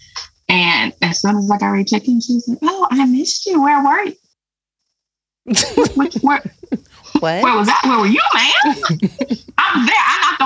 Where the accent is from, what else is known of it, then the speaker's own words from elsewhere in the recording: Covington, Tennessee, United States; moved away as an adult; now in Nashville, United States; Originally from a small town outside of Memphis called Covington, and I now live in the Nashville area.